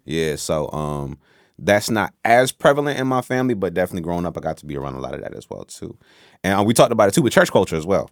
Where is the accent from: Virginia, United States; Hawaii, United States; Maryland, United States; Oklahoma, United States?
Virginia, United States; Newport News; also born or lived in Washington, D.C. / Oxford, North Carolina / Saint Thomas; now in Petersburg, Virginia, United States; I'm from Newport News, Virginia